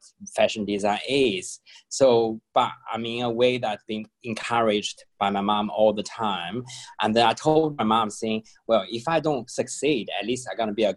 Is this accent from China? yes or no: yes; Qingdao, Shandong, China; moved away; also born or lived in New Zealand / London; I'm in Qingdao, my hometown.